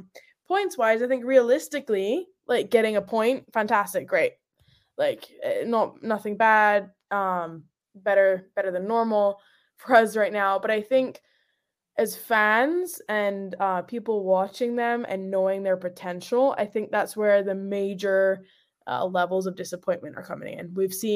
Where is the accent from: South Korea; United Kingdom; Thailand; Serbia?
United Kingdom; Scotland; moved away; So, like, so when I came from Scotland to over here, I stepped off the plane and that heat was big difference.